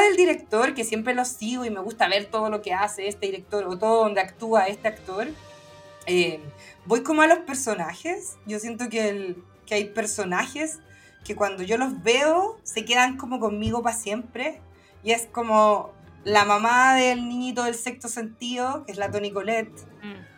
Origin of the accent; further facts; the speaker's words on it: Santiago, Santiago Metropolitan Region, Chile; also born or lived in Valparaíso; viví mi infancia en Santiago